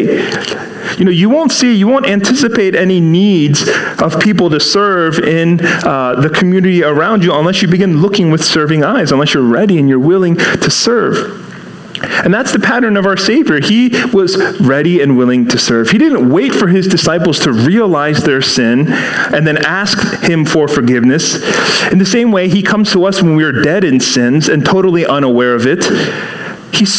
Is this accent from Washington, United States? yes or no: yes; Seattle, Washington, United States; now in East Coast, United States; I grew up in Seattle. And then, you know, moved here to the East Coast